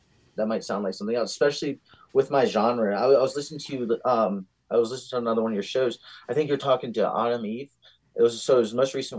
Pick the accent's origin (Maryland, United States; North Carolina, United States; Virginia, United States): Virginia, United States; Staunton; now in Arizona, United States; I'm originally from Virginia. Being Arizonian is just still really weird to me. But we grew up right up the street from this recording studio